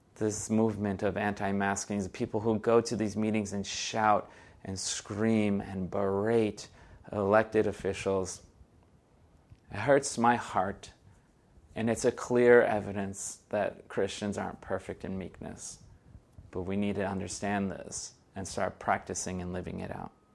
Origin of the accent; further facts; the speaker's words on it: Brazil; first language Portuguese; English is a second language; moved away; I am originally from Brazil. Portuguese is my first language